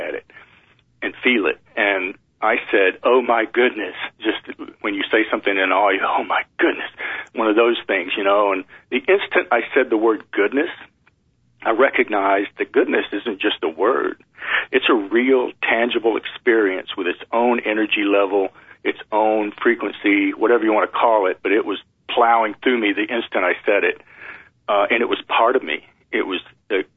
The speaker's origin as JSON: {"language": "English", "region": "East Texas", "country": "United States", "tie": "born or raised there", "said": "I grew up in East Texas in a Southern Baptist religion"}